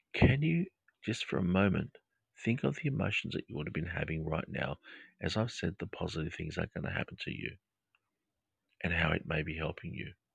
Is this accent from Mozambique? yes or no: no; Australia; accent: Australian English; my Australian English accent